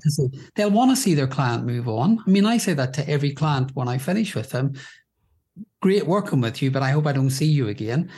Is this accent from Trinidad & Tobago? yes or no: no; Belfast, Northern Ireland, United Kingdom; now in London, United Kingdom; I grew up in Belfast in Northern Ireland during a period known as the Trouble